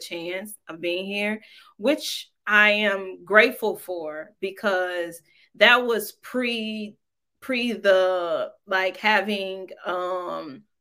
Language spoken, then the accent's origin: English; Detroit, Michigan, United States; moved away as an adult; now in Los Angeles, United States; And I was like, Detroit.